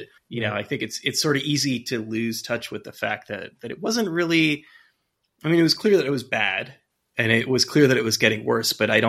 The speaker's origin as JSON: {"language": "English", "town": "San Francisco", "region": "California", "country": "United States", "also_born_or_lived": "Queens, New York", "moved": "yes", "lives_now": "New York, United States", "said": "I'm from California. I'm from San Francisco originally and live out here now."}